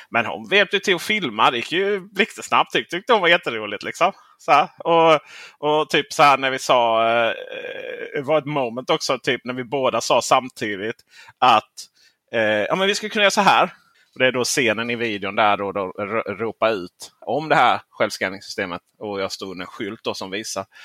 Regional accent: Lund, Skåne, Sweden; also born or lived in Helsingborg; Jag är född i Lund men okay. jag har bott 11 år i Helsingborg.

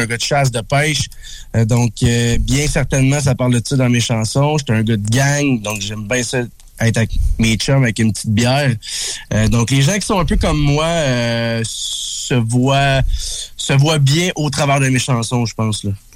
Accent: Berthierville, Quebec, Canada; je viens de Berthierville

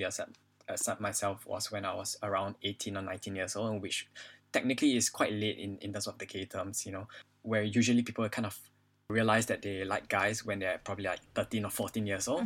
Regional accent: Singapore; moved away as an adult; now in London, United Kingdom; I was born and raised in Singapore for the past 20 over years, and I moved to London

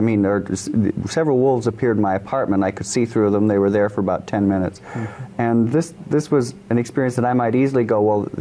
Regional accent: Michigan, United States; I grew up in Michigan.

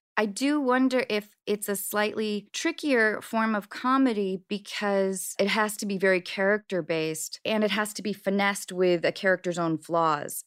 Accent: Washington, United States; I grew up in Washington State

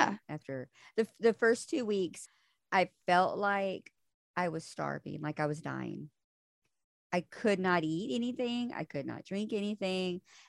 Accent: Texas, United States; Well, I'm from Texas.

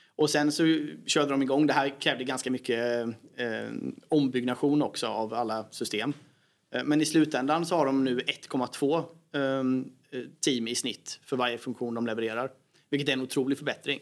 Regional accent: Sweden

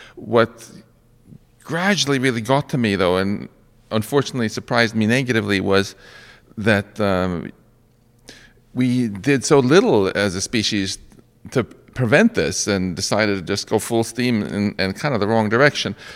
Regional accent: Sweden; now in United States; I'm originally from Sweden

